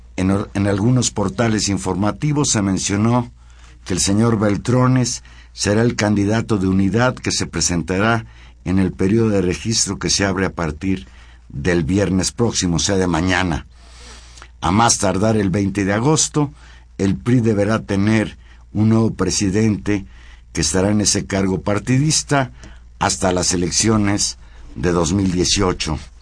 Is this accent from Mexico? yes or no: yes; Mexico City, Mexico; soy vecino de la Narvarte desde cuando era niño